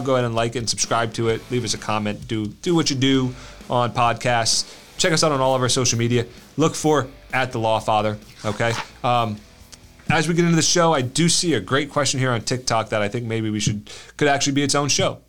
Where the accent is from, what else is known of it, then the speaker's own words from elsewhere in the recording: United States; we're American